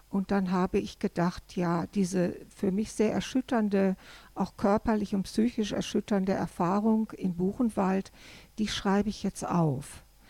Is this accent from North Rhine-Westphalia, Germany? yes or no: yes; Ruhr area, North Rhine-Westphalia, Germany; now in Düsseldorf, Germany; als Kind im Ruhrgebiet aufwächst, was viele Menschen ja als hässlich definieren